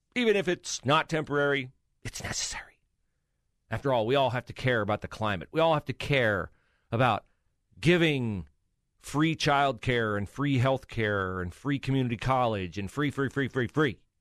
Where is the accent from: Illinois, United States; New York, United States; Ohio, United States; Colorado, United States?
Ohio, United States; West Liberty; I always describe my hometown, West Liberty, Ohio, as Mayberry